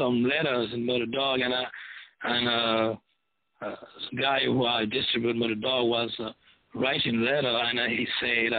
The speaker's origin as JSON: {"language": "English", "town": "Paris", "region": "Île-de-France", "country": "France", "tie": "born or raised there", "moved": "yes", "lives_now": "Toulouse, France", "said": "I'm born and raised in Paris"}